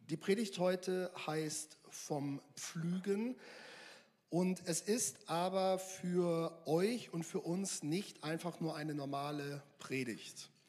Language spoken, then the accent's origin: German; Mülheim an der Ruhr, North Rhine-Westphalia, Germany; ich komme eigentlich aus Mühlheim an der Ruhr